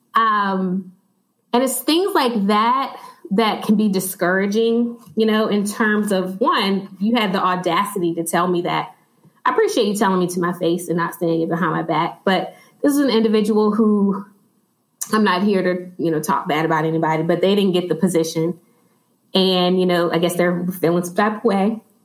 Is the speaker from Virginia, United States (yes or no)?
yes; Chesterfield, Virginia, United States; I've actually been in Chesterfield all of my life